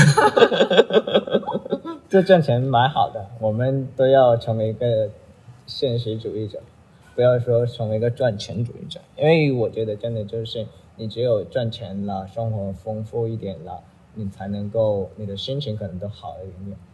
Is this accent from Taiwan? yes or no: no; Bobai, Guangxi, China; moved away; also born or lived in Beijing; 我们老家都是一个农业，农耕文明的一个地方，广西、渤白嘛，嗯。种地的人